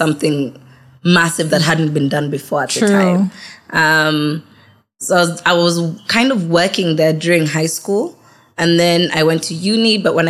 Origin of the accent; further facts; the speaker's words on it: Nairobi, Kenya; also born or lived in Malaysia; I came back to Nairobi.